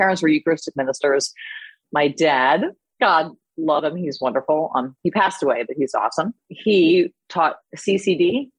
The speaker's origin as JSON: {"language": "English", "country": "United States", "tie": "born or raised there", "also_born_or_lived": "Plainfield, New Jersey, United States / Fallston, Maryland, United States", "said": "I grew up in Plainfield, New Jersey, and Falston, Maryland."}